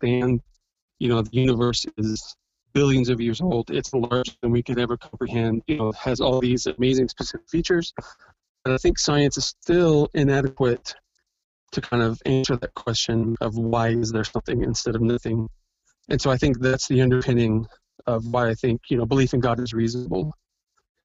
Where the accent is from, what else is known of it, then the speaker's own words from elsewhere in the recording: American Midwesterner, United States; also born or lived in Kansas City area; I am a pretty normal American Midwesterner, husband, father of five. In my early 40s, and I live in the Kansas City area